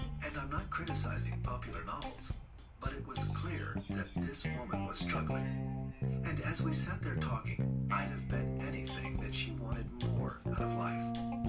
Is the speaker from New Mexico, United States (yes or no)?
yes; Albuquerque, New Mexico, United States; I was born and raised in Albuquerque, New Mexico. My dad died when I was 10. I remember being handed the flag from his casket. My mom held everything together.